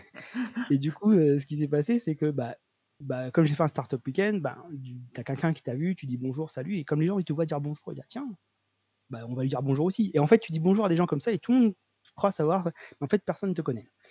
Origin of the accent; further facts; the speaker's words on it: Réunion; je viens de La Réunion, donc une petite île dans l'océan Indien.